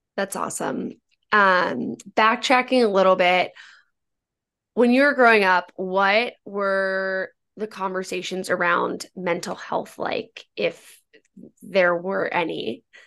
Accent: Northern Virginia, United States; I'm from Northern Virginia

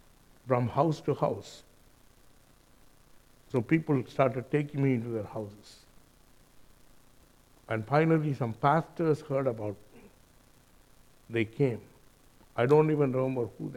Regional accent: India; moved away; also born or lived in Auckland, New Zealand; I'm an Indian.

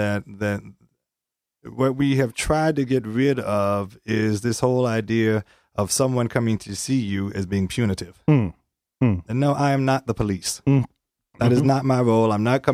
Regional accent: Richmond, Virginia, United States; I grew up in Virginia, Richmond.

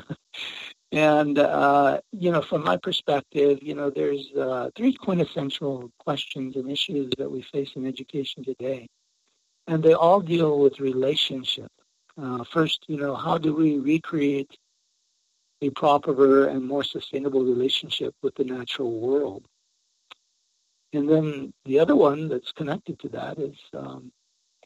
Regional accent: Santa Clara Pueblo, New Mexico, United States; I'm from Santa Clara Pueblo, Tewa Indian

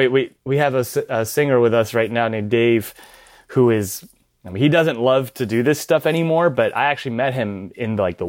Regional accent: Pennsylvania, United States; She's from Ohio. I'm from Pennsylvania, and all these things are mentioned in Around the World.

